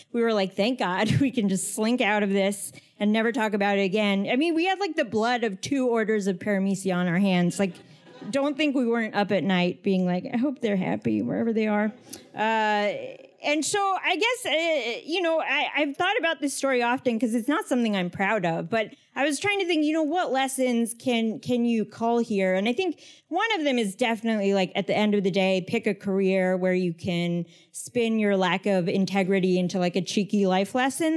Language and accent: English; Northern Virginia, United States; I grew up in Northern Virginia